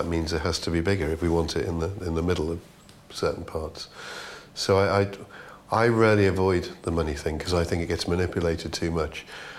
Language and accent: English; Liverpool, North West England, United Kingdom; accent: Scouse; moved away as an adult; Well, I've lost my accent because I've been here longer than I was there. So I lost mine when I was about 20.